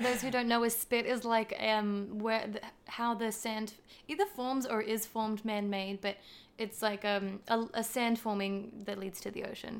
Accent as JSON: {"language": "English", "town": "Gold Coast", "region": "Queensland", "country": "Australia", "tie": "born or raised there", "also_born_or_lived": "Western Sydney, New South Wales / New Zealand", "accent": "Australian", "moved": "as an adult", "lives_now": "United States", "said": "was born in and spent the first eight years of my life in, um, Western Sydney, West Sydney. And then I moved to the Gold Coast, uh, um, in Queensland"}